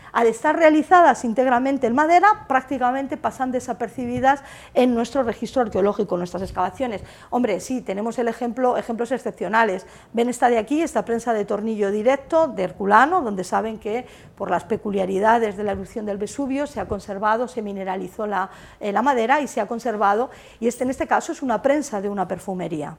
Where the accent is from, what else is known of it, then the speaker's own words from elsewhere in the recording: Castilla-La Mancha, Spain; moved away; Yo soy manchega